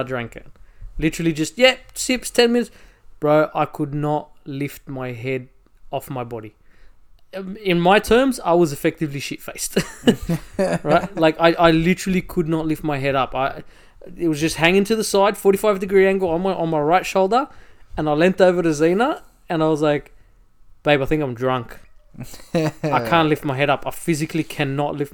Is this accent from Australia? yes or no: yes; Australia; accent: Aussie; also born or lived in Egypt; my family migrated here. We came here in 89 and I was 3 years old